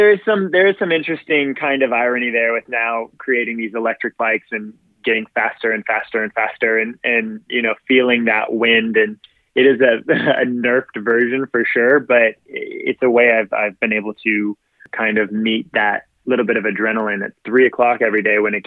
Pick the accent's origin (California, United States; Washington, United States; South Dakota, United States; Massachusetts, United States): California, United States; Southern; I grew up in Southern California my whole life. I actually didn't leave the state of California until I was like 22